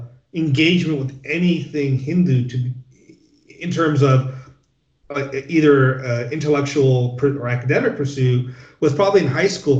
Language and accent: English; Los Angeles or Orange County, California, United States; growing up in Los Angeles or Orange County